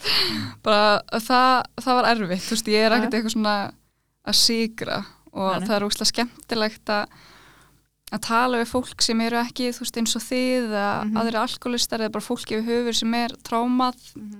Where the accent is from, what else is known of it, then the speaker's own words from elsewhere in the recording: Iceland; also born or lived in Norway (uncertain, garbled birthplace); ég fættist í Nóri